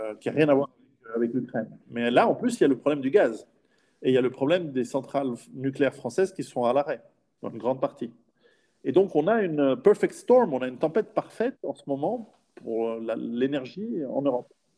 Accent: Switzerland; je suis en, en Suisse, je suis suisse

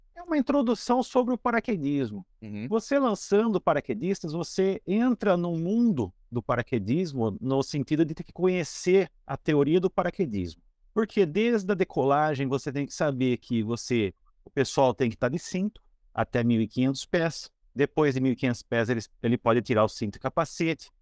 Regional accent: Piracicaba, São Paulo, Brazil; moved away as an adult; now in Boituva, Brazil; Eu sou de Piracicaba, interior de São Paulo. Me mudei para Boituva

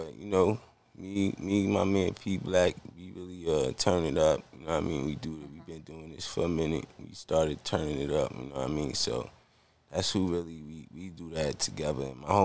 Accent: Roosevelt, New York, United States; I'm from Roosevelt, so Dr. J, the basketball player, Julius Irvin, he from my town

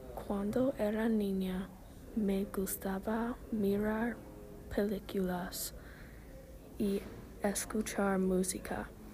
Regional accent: Oklahoma, United States; Spanish is a second language; Cuando era niña, viví en Oklahoma. Ahora vivo en Oklahoma.

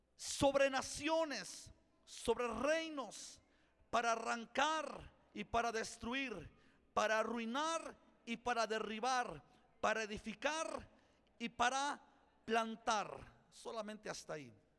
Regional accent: Mexico; yo soy más mexicano que nopal

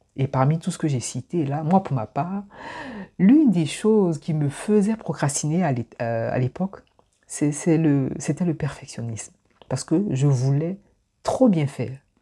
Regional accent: Abidjan, Côte d’Ivoire; moved away; je suis né à Abidjan, j'ai grandi à Abidjan, je suis d'origine ivoirienne.

